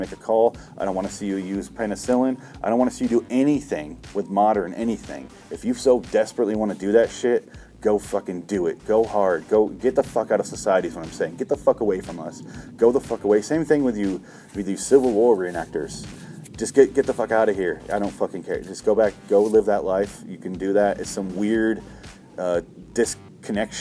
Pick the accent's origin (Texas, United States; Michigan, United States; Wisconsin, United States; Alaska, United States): Michigan, United States; when I was growing up in Michigan